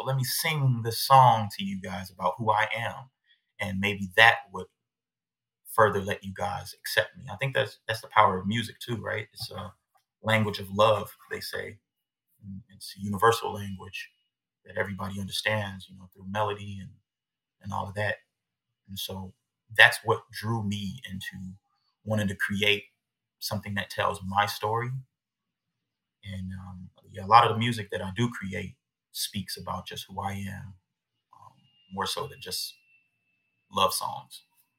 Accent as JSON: {"language": "English", "town": "Aurora", "region": "Illinois", "country": "United States", "tie": "born or raised there", "said": "I think it all started in Illinois, man. I was born in Aurora. Chicago is the major city."}